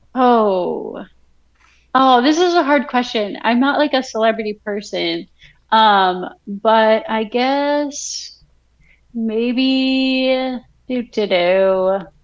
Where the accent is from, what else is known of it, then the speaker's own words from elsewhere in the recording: Vernon, New Jersey, United States; moved away as an adult; also born or lived in Texas / Kentucky; now in Virginia, United States; my hometown growing up, so Vernon, New Jersey